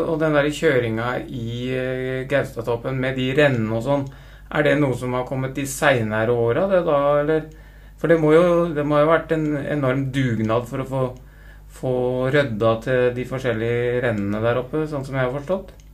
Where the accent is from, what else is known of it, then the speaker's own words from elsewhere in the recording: Rjukan, Vestfold og Telemark, Norway; jeg, er jo født og oppvokst på Rjukan